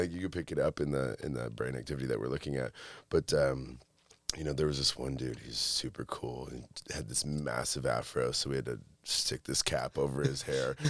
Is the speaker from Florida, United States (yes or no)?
no; Monroe, Michigan, United States; also born or lived in Detroit, Michigan; I actually grew up in a small town called Monroe